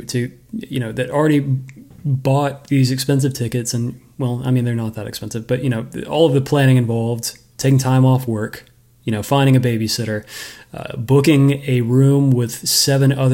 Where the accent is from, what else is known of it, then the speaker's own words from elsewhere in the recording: United States; as an American.